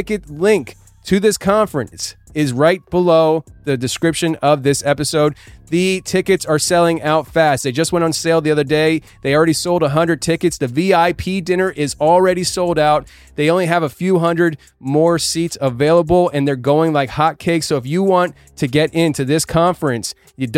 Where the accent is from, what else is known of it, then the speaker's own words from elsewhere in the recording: Tennessee, United States; In my home state of Tennessee, Paris, Tennessee